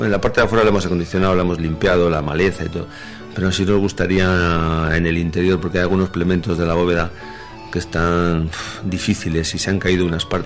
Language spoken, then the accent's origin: Spanish; Pozo Alcón, Andalusia, Spain; now in Madrid, Spain; Eh, yo que, como he dicho antes, vengo de Madrid. Bueno, mi pueblo es Pozo de Alcón... vamos a, decir, pero eh, evidentemente ya es prácticamente Madrid.